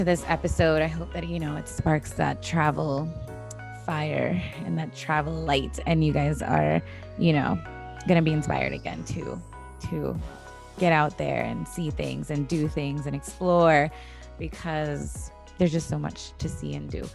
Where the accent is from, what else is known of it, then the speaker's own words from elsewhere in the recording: San Pedro, Belize District, Belize; I'm from San Pedro